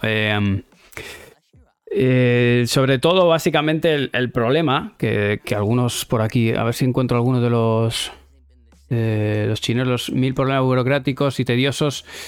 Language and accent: Spanish; Spain; somos españoles